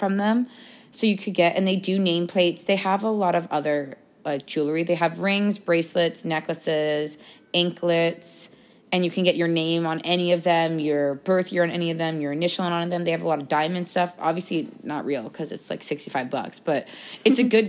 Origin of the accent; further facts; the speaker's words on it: Boston, Massachusetts, United States; moved away as an adult; now in Arizona, United States; we go to school in Arizona, and I'm from Boston